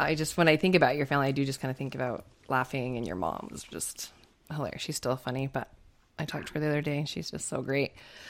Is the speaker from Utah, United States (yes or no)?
yes; Stansbury Park, Utah, United States; Holly and I go way back. I don't even know how old we were growing up in Stansbury Park, Utah.